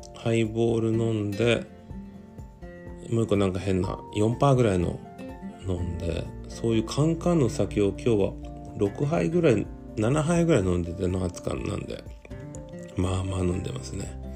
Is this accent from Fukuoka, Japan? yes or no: yes; Fukuoka, Japan; 自分の実家のメル浜